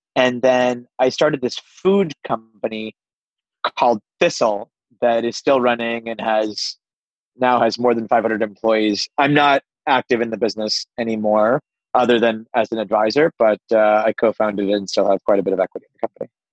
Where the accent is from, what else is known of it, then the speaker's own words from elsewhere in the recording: Pittsburgh, Pennsylvania, United States; I grew up on the East Coast of the United States in Pittsburgh, but uh, I'm of Indian heritage